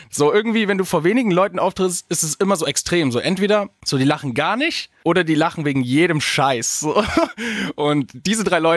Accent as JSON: {"language": "German", "town": "Augsburg", "region": "Bavaria", "country": "Germany", "said": "Äh, ich komme ja aus Augsburg, also wirklich aus Süden, und ich bin ganz in den Norden gefahren"}